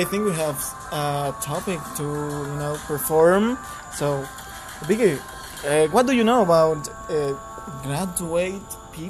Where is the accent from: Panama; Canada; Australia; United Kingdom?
Panama; Veraguas; English is a second language; moved away as an adult; now in Panama City, Panama; Well, actually, I come from the province of Veraguas.